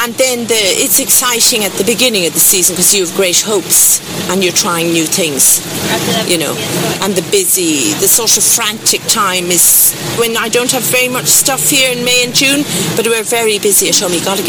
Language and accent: English; Carrigaline, Munster, Ireland; also born or lived in Kenya / Tanzania; From Cork. Well, I was born in Kenya and left there in 63 when I was 3